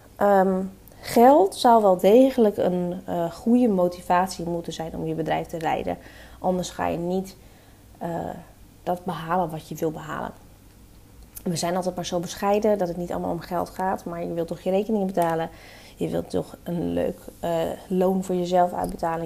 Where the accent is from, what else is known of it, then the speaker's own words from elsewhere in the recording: Netherlands; wij zijn Nederlanders, wij zijn nuchtere Nederlanders